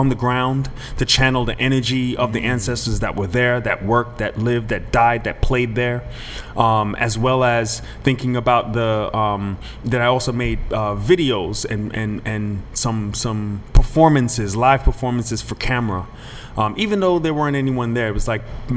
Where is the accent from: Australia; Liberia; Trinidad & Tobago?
Trinidad & Tobago; moved away; growing up in Trinidad